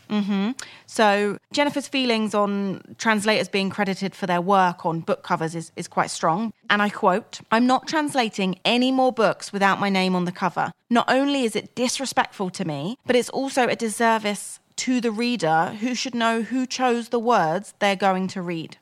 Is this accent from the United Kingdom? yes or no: yes; Crawley, South East England, United Kingdom; born or raised there